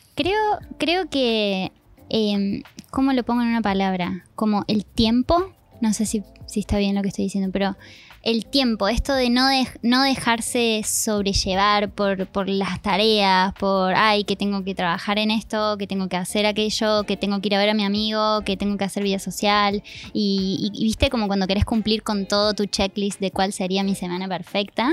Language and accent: Spanish; Argentina; moved away; soy argentina